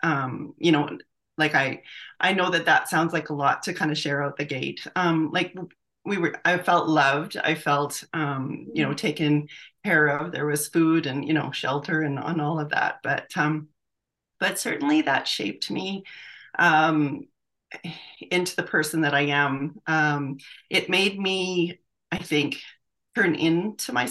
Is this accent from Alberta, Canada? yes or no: yes; St. Albert, Alberta, Canada; also born or lived in Edmonton; I was born in Edmonton, and I grew up in St. Albert, Alberta. St. Albert's a bedroom community just north of Edmonton here